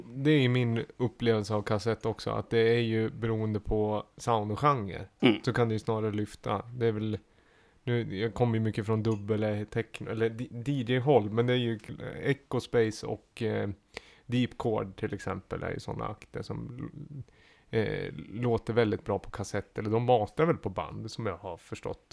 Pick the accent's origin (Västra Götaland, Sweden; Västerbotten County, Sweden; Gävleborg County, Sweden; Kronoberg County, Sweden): Gävleborg County, Sweden; Gävle; jag är från Gävle